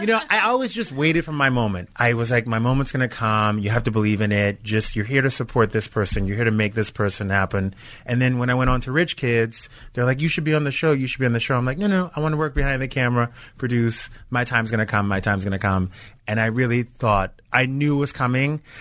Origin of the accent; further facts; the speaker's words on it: Louisiana, United States; moved away as an adult; now in Los Angeles, United States; I was from I'm from Louisiana